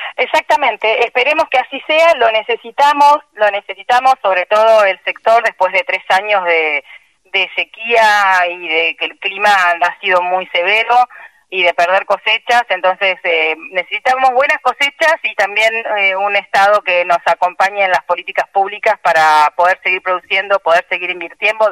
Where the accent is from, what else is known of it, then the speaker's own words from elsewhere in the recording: Argentina; un país como Argentina, que somos muy difíciles